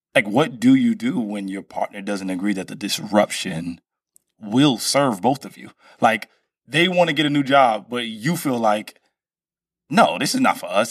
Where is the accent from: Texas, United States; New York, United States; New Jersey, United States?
New York, United States; Brooklyn; I'm from Brooklyn